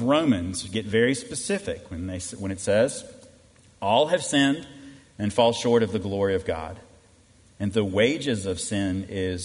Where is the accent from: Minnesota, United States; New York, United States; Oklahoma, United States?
Minnesota, United States; I was born in Minnesota